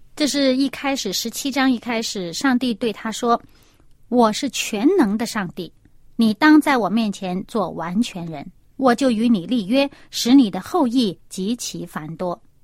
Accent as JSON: {"language": "Chinese", "country": "China", "said": "因为我们中国人的名字每一个字都是有意思的"}